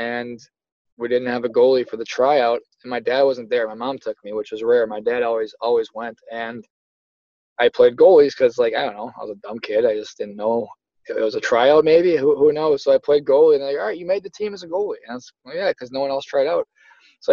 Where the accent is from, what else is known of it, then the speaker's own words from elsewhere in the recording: Buffalo, New York, United States; growing up in Buffalo, New York